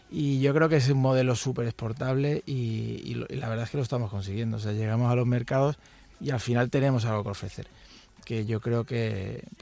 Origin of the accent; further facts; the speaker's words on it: Madrid, Community of Madrid, Spain; Efectivamente, nosotros venimos de Madrid y nosotros le vendimos una empresa que hizo mi abuelo